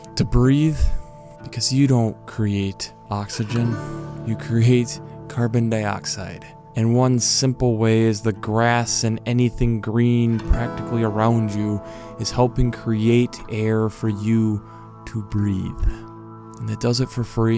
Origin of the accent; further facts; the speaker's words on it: United States; Being an American